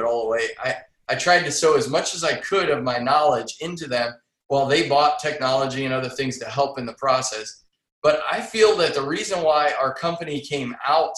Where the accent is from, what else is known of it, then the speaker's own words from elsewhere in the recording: Massillon, Ohio, United States; Massillon, Ohio, the home of the Tigers, Paul Brown.